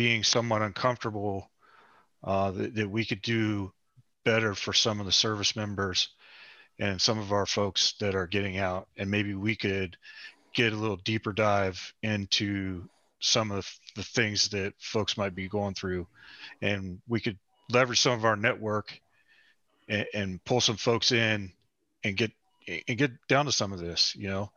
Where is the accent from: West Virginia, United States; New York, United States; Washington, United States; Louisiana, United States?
West Virginia, United States; we're both from West Virginia.